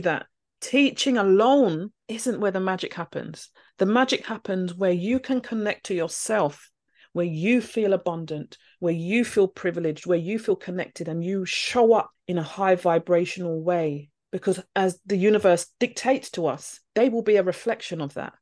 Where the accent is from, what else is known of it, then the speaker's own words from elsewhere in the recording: London, United Kingdom; I'm from London.